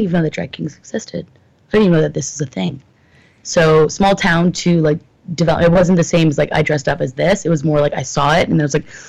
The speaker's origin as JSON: {"language": "English", "town": "Collingwood", "region": "Ontario", "country": "Canada", "tie": "born or raised there", "also_born_or_lived": "Toronto", "moved": "yes", "said": "I'm at 8 to 10 from my hometown. Big city. So Collingwood, Ontario"}